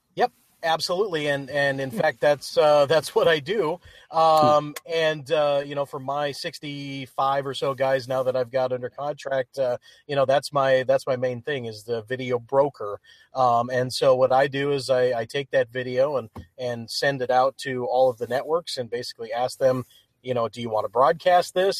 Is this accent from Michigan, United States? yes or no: yes; Upper Peninsula of Michigan, United States; I grew up in the Upper Peninsula of Michigan